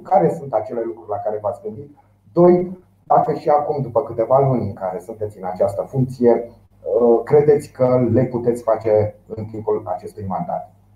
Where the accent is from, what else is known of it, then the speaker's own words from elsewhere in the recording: Romania; noi suntem români și avem experiențe în această țară